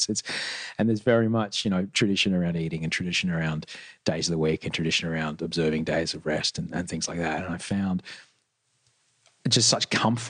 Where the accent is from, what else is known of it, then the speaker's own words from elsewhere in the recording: Brisbane, Queensland, Australia; I didn't know anybody who was Islamic growing up in Brisbane.